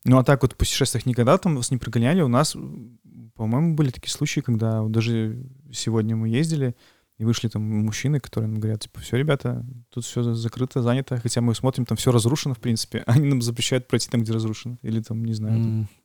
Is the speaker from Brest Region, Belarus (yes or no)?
yes; Beloozyorsk, Brest Region, Belarus; я сам из Белозерска